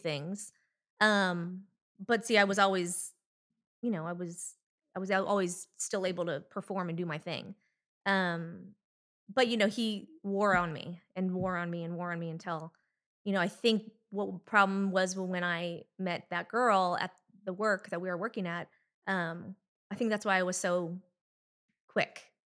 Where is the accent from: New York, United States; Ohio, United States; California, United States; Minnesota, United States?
California, United States; Anaheim; Well, I grew up in Orange County, California, in Anaheim Hills.